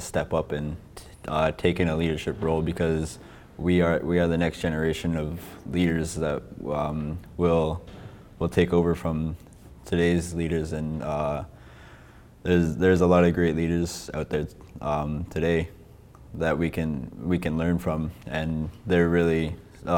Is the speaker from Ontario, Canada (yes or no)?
no; Skidegate, Haida Gwaii, British Columbia, Canada; moved away as an adult; I grew up in Skidi at Haida Gwaii.